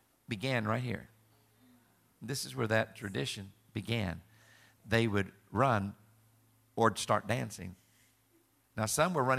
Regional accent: Southern Illinois, United States; I'm from Southern Illinois, raised there

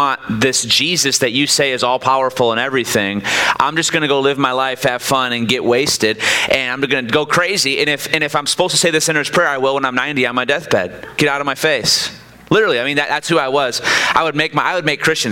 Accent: Michigan, United States; now in Kansas City, United States; I'm originally from Michigan

